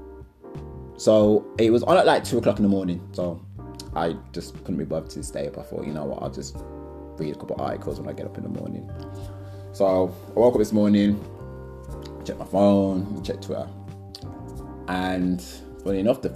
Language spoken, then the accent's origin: English; Wolverhampton, West Midlands, United Kingdom; also born or lived in Wednesfield / Toronto; I'm from Wolverhampton